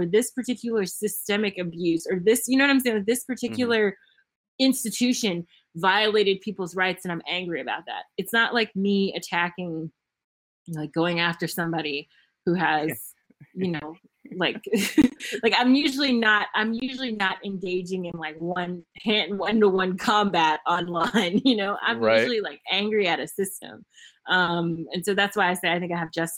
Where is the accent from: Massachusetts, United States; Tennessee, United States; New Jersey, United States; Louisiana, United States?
Tennessee, United States; Memphis; moved away; I was born and raised in Memphis, Tennessee.